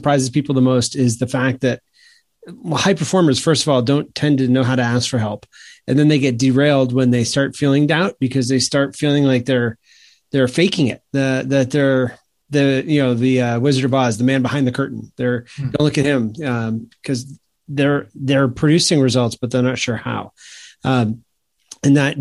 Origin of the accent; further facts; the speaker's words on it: Maine, United States; now in South Carolina, United States; I grew up in Maine, so there's a lot of hockey there.